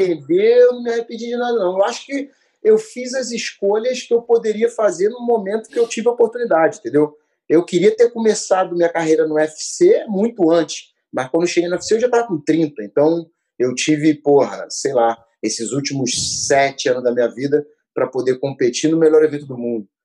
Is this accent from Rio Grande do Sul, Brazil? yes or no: no; Rio de Janeiro, Brazil; fui criado no Meia, né? Subúrbio do Rio de Janeiro.